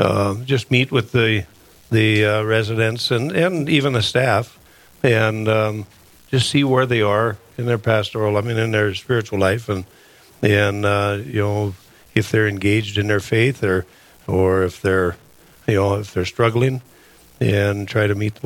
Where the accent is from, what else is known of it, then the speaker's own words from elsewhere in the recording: Camden, North Dakota, United States; moved away as an adult; now in Fargo, United States; I'm originally from Camden, North Dakota, and I moved down to Fargo in 2009